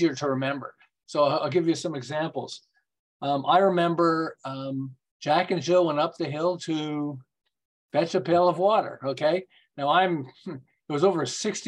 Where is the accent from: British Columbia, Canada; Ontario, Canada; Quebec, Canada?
Quebec, Canada; Montreal; moved away as an adult; now in Southern California, United States; I'm from Montreal, and then about 35 years ago, we moved to California